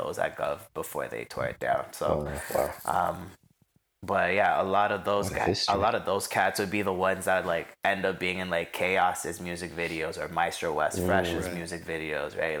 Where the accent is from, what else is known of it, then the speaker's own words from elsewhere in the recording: Toronto, Ontario, Canada; also born or lived in Scarborough, Toronto; growing up in Rexdale